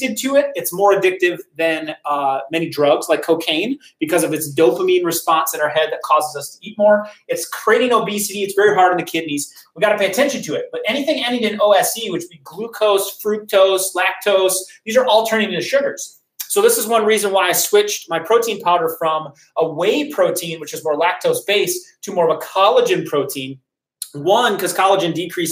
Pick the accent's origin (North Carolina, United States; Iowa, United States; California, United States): Iowa, United States; Decorah; moved away; I am originally from Decorah, Iowa